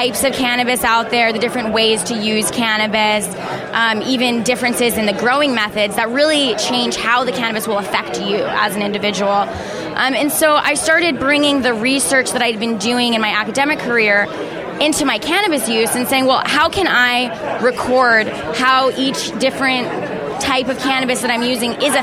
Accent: New Jersey, United States; now in California, United States; I came from New Jersey, it's where I was born

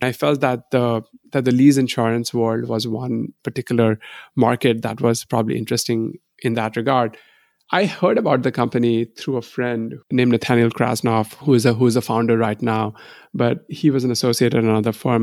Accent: India; moved away as an adult; now in United States; I grew up in India

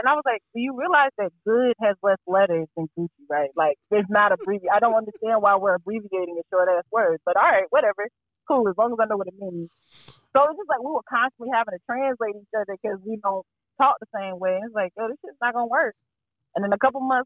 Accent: Fayetteville, North Carolina, United States; now in Durham, United States; I'm from Fayetteville

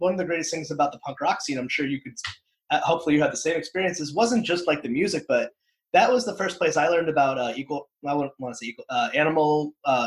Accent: Connecticut, United States; moved away as an adult; now in Providence, United States; I'm from Connecticut

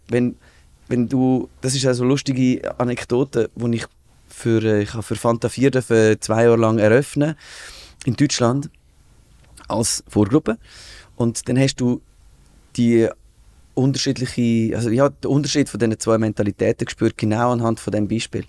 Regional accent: Switzerland; uns Schweizer

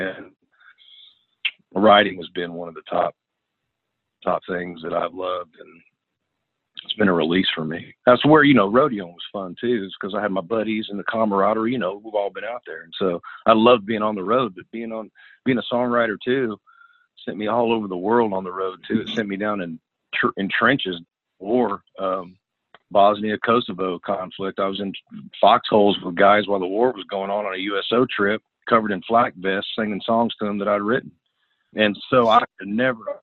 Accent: Northern California, United States; moved away as an adult; also born or lived in Los Angeles / Nashville; I'm from Northern California.

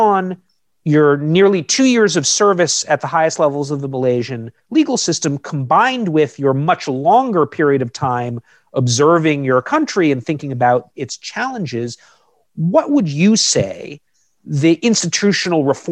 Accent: United States; I'm an American citizen

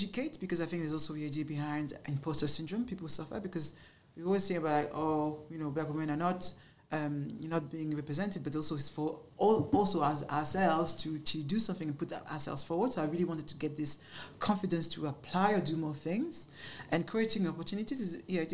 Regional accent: Paris, Île-de-France, France; accent: French; English is a second language; moved away as an adult; now in London, United Kingdom; I grew up in Paris, but in the ghetto of Paris.

